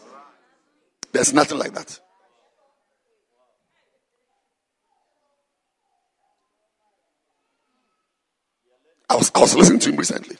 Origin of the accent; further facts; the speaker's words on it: Ghana; I'm a Ghanaian, I'm not a Zimbabwean.